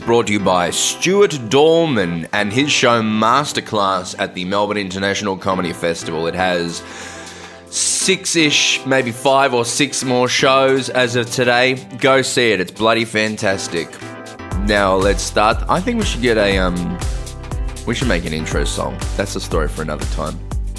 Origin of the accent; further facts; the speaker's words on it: South Africa; Do you know that I'm from South Africa? Do you know that?